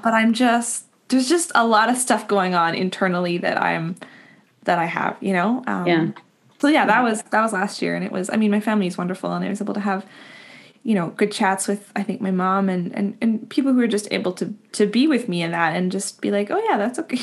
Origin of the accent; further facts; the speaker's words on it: Winnipeg, Manitoba, Canada; moved away; I grew up in Winnipeg, and all of our extended family is is out here, out east